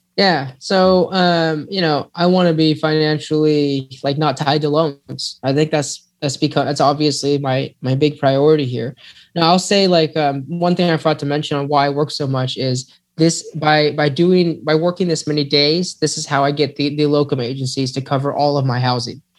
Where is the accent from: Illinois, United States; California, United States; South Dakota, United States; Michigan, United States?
California, United States; moved away; also born or lived in Texas; I'm from California, but I don't claim that as home